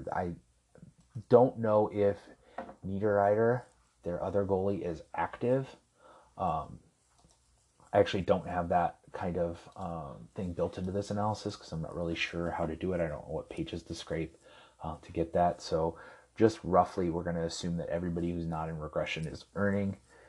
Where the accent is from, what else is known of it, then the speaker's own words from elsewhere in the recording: Anaheim, California, United States; The next pick I love, obviously, because I'm from Anaheim